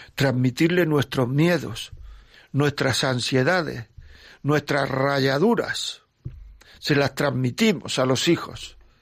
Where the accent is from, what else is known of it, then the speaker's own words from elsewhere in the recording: Granada, Andalusia, Spain; Yo también soy de Granada.